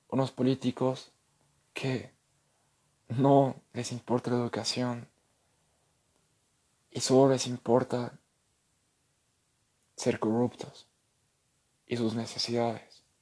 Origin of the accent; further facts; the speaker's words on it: Bolivia; lo único que nos queda como bolivianos es trabajar, sacar a nuestro país de esta crisis y dar lo mejor de cada uno para poder hacer un hogar mejor para nuestros hijos, ya que este es nuestro hogar